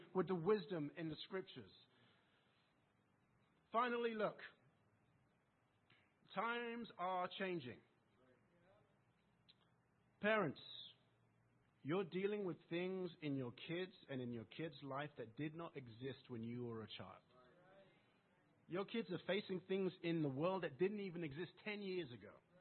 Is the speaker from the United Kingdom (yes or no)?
yes; England, United Kingdom; accent: English; my English accent